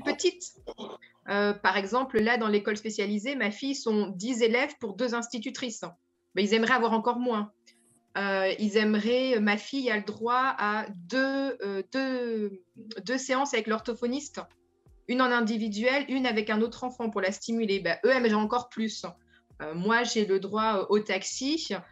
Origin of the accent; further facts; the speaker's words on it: France; moved away as an adult; now in Netherlands; je suis française, donc je viens avec mon bagage de française